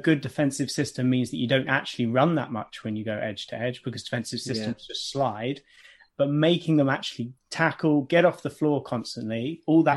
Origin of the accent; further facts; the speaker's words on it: England, United Kingdom; as an Englishman